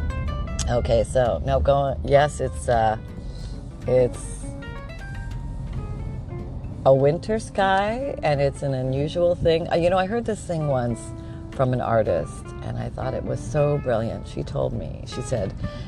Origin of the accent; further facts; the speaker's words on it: Canada; now in Florida, United States; I grew up in Canada.